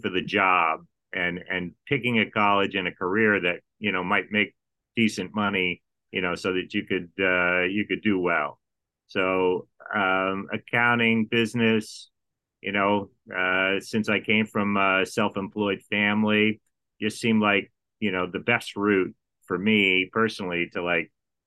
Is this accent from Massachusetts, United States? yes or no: yes; Massachusetts, United States; moved away; I'm born and raised in Massachusetts